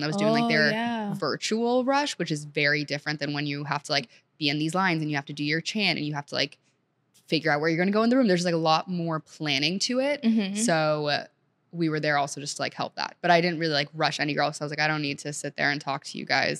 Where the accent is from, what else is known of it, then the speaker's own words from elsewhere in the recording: Montgomery County, Maryland, United States; also born or lived in Senegal / New Orleans; I grew up in Montgomery County, Maryland